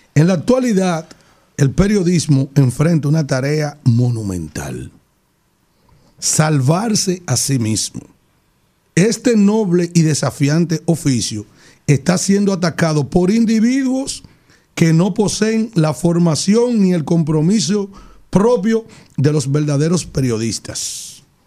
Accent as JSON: {"language": "Spanish", "town": "Yaguate", "region": "San Cristóbal", "country": "Dominican Republic", "said": "yo soy de Yaguate, de un pueblo cañero"}